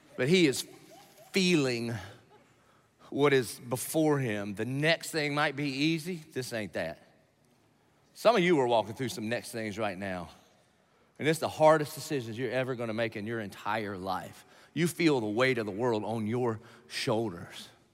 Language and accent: English; Dillon, South Carolina, United States; I'm from Dillon, South Carolina